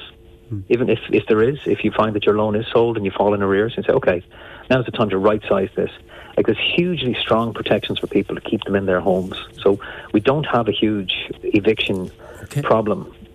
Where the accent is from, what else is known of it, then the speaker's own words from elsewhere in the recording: Enniscorthy, Leinster, Ireland; growing up in Enniscorthy was my time spent with the Enniscorthy Steelers in the boys' club